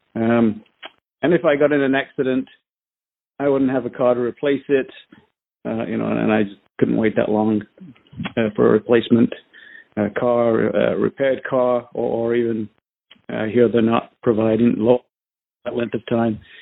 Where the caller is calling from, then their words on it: Southern California, United States; I'm calling from Southern California.